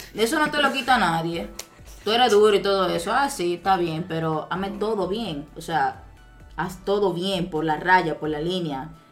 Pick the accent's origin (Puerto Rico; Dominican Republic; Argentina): Dominican Republic; somos nosotros, los dominicanos